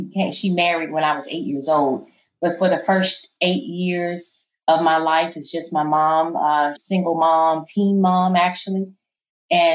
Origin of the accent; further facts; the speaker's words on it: St. Louis, Missouri, United States; moved away as an adult; now in Memphis, United States; I'm from St. Louis, Missouri. The neighborhood, the area is called Coon Valley.